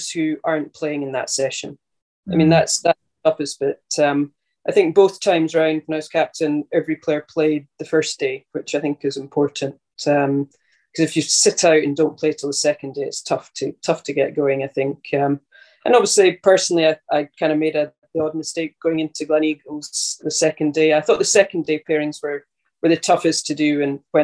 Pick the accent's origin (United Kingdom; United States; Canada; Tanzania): United Kingdom; North Berwick, Scotland; I grew up and still live in North Berwick, which is just, 5 minutes along the road from Muirfield